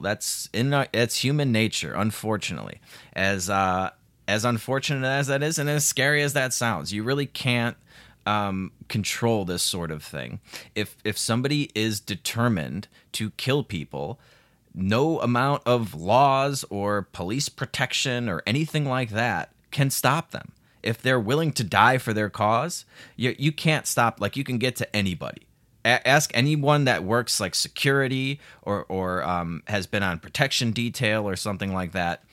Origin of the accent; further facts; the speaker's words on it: Chicago, Illinois, United States; I'm from Chicago